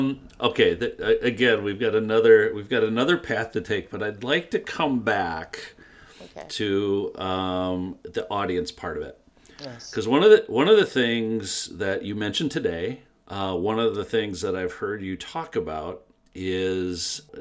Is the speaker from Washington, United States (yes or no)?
no; Michigan, United States; now in Wisconsin, United States; I'm in Wisconsin now. I grew up in Michigan.